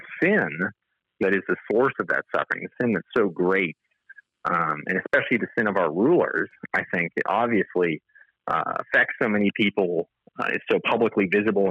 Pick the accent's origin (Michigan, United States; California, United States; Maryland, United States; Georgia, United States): California, United States; my home state of California